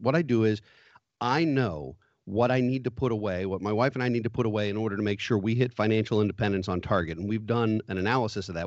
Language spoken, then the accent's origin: English; United States; as American people